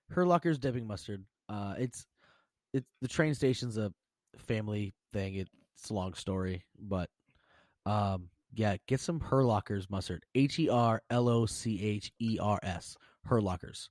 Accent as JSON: {"language": "English", "region": "Pennsylvania", "country": "United States", "said": "I'm obviously from Pennsylvania"}